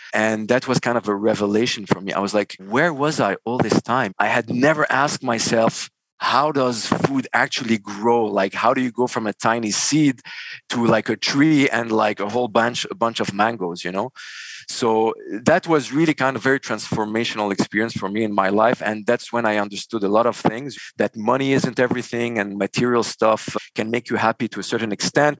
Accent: Beirut, Beirut Governorate, Lebanon; moved away as an adult; also born or lived in Dubai, United Arab Emirates / Montreal, Canada; born and raised in Beirut, Lebanon.

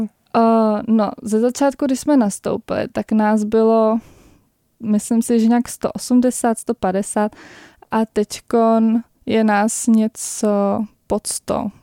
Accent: Prague, Czechia; jsem z Prahy

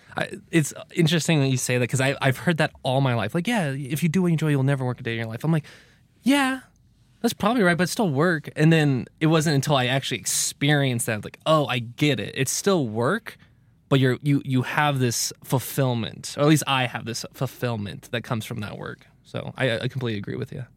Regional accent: California, United States; moved away; growing up in California

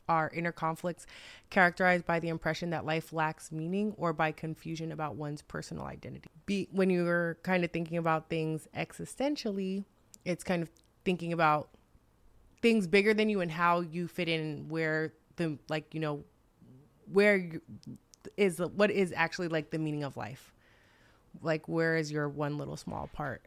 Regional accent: New York, United States; growing up in New York

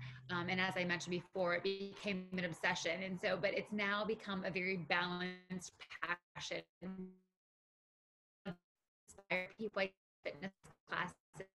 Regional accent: Western Pennsylvania, United States; moved away as an adult; now in Florida, United States; So I am from Western Pennsylvania originally

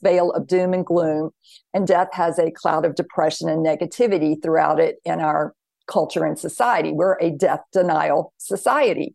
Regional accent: the Bible Belt, the South, United States; I grew up in the South, the Bible Belt

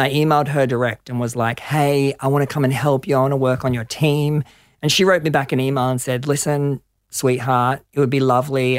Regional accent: Gold Coast, Queensland, Australia; moved away as an adult; also born or lived in London; I grew up on the Gold Coast

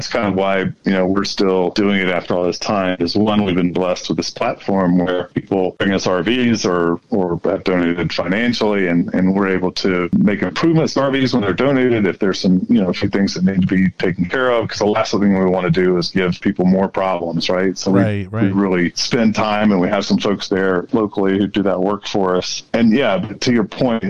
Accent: North Carolina, United States; now in Denver, United States; I grew up in North Carolina and my parents are still there, I've got 2 brothers there.

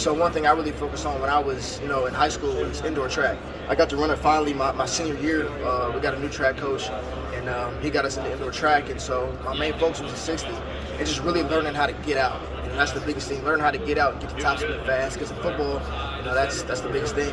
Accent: Northeast Ohio, United States; I'm obviously from North, Northeast Ohio. I grew up a Browns fan

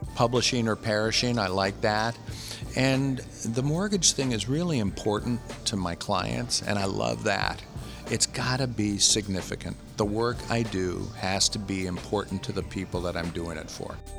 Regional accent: San Francisco, California, United States; I come from San Francisco

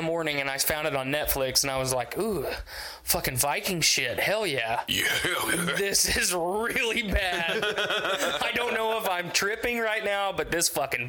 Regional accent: United States; I'm American.

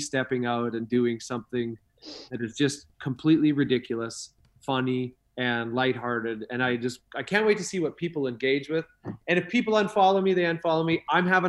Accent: Canada; also born or lived in Idaho; now in Los Angeles, United States; I'm a Canadian

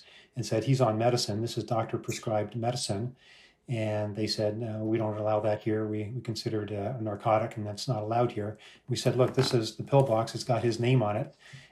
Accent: Canada; now in United States; We're Canadian, and although we're immigrants here to the U.S.

